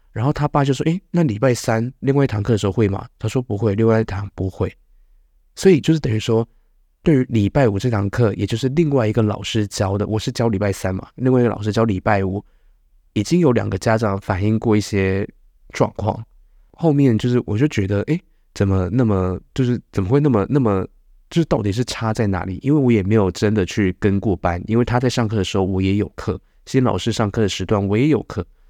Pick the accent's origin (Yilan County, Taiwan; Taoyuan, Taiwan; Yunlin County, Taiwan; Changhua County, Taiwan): Changhua County, Taiwan; now in Nangan, Taiwan; 我是彰化